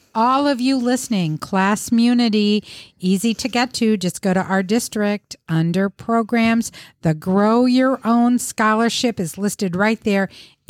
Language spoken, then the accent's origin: English; Ohio, United States; I'm from Ohio.